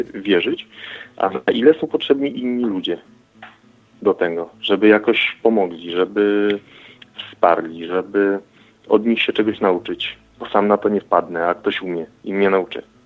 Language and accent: Polish; Gołąb, Lublin Voivodeship, Poland; Z Gołębia, województwo lubelskie, prawy brzeg Wisły